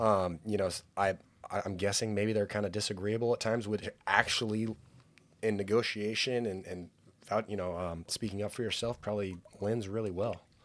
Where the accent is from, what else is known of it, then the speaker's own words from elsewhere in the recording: Pismo Beach, California, United States; moved away; I grew up in Pismo Beach